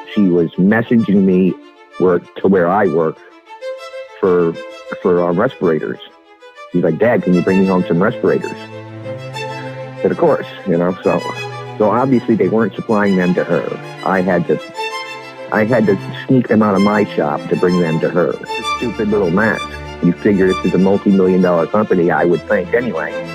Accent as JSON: {"language": "English", "town": "Quincy", "region": "Massachusetts", "country": "United States", "tie": "born or raised there", "said": "my hometown of Quincy"}